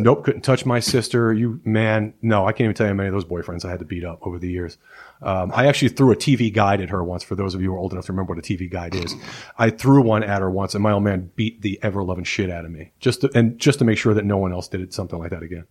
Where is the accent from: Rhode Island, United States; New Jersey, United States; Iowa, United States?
New Jersey, United States; moved away as an adult; I grew up in Jersey